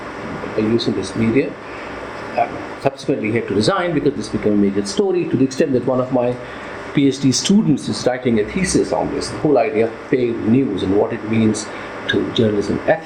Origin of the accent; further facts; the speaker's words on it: Delhi, India; now in London, United Kingdom; When I was growing up in Delhi, we had a dozen newspapers